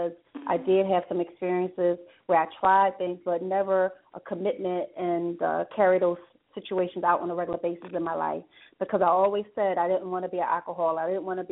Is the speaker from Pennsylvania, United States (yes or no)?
yes; Philadelphia, Pennsylvania, United States; I grew up in North Philadelphia, got saved in North Philadelphia